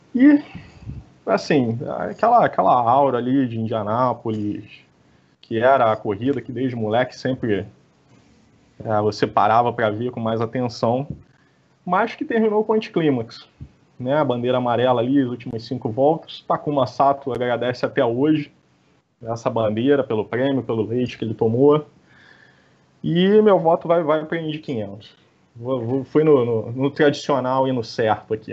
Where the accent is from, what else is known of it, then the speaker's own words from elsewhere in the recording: Rio de Janeiro, Brazil; eu sou, sou do estado do Rio